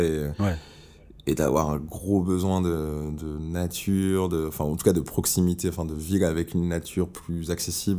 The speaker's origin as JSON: {"language": "French", "town": "Bordeaux", "region": "Nouvelle-Aquitaine", "country": "France", "moved": "as an adult", "lives_now": "Paris, France", "said": "je suis de Bordeaux au départ"}